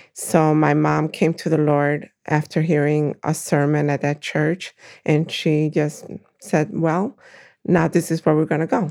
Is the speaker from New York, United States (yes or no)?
yes; Brooklyn, New York, United States; born or raised there; moved away as an adult; also born or lived in Puerto Rico; now in Waukegan, United States